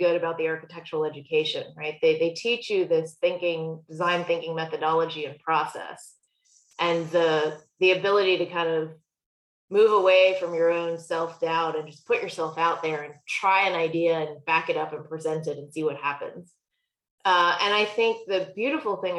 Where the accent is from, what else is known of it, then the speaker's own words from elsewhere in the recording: South Georgia, United States; my brother and I grew up in South Georgia